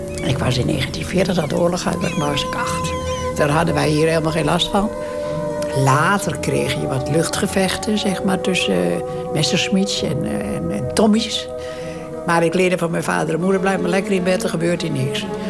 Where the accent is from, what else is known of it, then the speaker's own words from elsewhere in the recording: Den Burg, North Holland, Netherlands; ik ben geboren in de Waalderstraat nummer 29, Den Burg